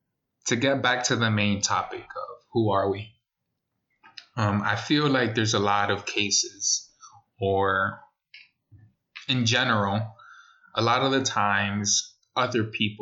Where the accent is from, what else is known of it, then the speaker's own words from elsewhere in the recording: New York City, New York, United States; Even though we're from the Bronx, the Boogie Down.